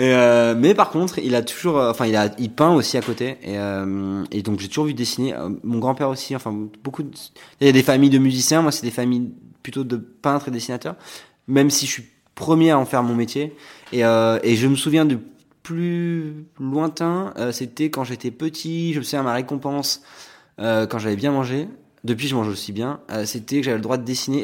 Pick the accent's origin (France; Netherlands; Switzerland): France; Arcachon, Nouvelle-Aquitaine; born or raised there; moved away